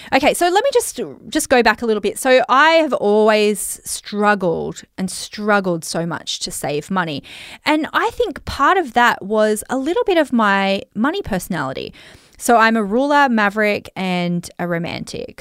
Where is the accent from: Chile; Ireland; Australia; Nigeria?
Australia; accent: Australian; I've got such an Australian accent